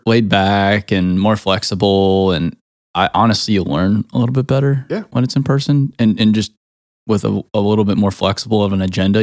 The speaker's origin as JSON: {"language": "English", "region": "Arizona", "country": "United States", "tie": "born or raised there", "moved": "yes", "lives_now": "Nashville, United States", "said": "I grew up in Arizona"}